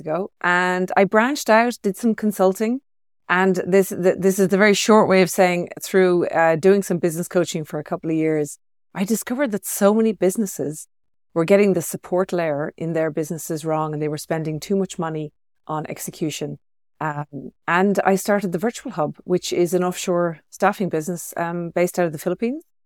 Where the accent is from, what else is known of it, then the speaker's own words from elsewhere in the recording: Ireland; moved away as an adult; also born or lived in Sydney, Australia; now in Chamonix, France; being Irish background, I grew up with that, so we call it soft rain. And uh, yeah. I, I moved away from that about twenty years ago